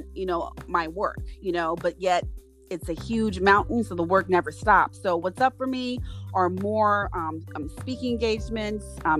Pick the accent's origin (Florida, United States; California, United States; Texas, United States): California, United States; Los Angeles; I grew up right in South Central Los Angeles